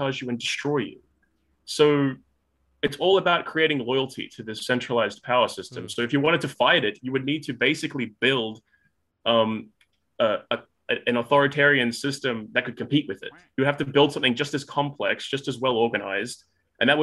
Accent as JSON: {"language": "English", "country": "Australia", "said": "I live in Australia. Obviously, I'm an Australian"}